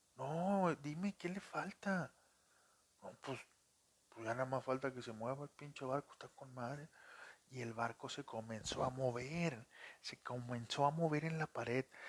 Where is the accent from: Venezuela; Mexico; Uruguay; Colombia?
Mexico; Monterrey, Nuevo León; soy de Monterrey, Nuevo León